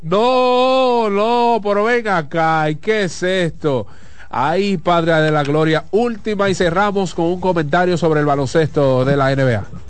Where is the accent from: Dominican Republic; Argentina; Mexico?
Dominican Republic; somos dominicanos y familia